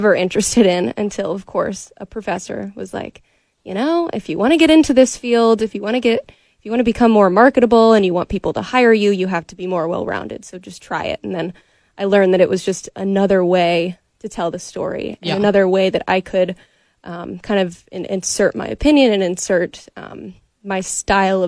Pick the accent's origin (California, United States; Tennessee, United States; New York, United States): Tennessee, United States; Knoxville; I didn't just work in Knoxville. I grew up in Knoxville